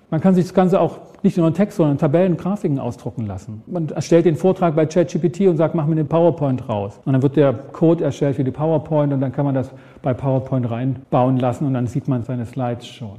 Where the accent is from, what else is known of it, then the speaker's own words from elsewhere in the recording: Ore Mountains, Saxony, Germany; Ich komme aus dem Erzgebirge, Berge, da musste ich oft schieben als Kind.